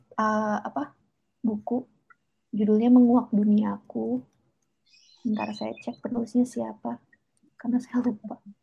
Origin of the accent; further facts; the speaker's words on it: Java, Indonesia; pengalaman saya ya pengalaman sebagai anak yang dibesarkan di lingkungan keluarga Jawa gitu dengan nilai-nilai Jawa